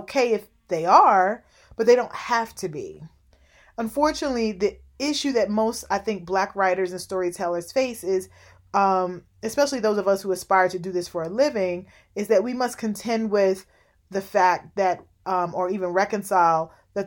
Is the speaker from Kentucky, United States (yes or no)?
yes; Louisville, Kentucky, United States; I grew up in Louisville, Kentucky